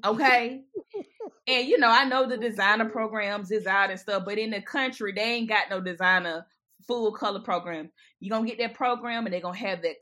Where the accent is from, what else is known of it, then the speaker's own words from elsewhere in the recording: Batesburg, South Carolina, United States; I'm from Batesburg